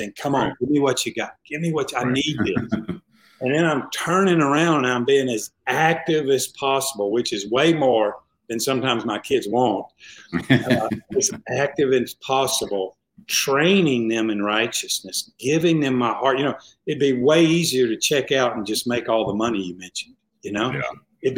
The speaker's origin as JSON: {"language": "English", "region": "the South", "country": "United States", "said": "I'm from the South."}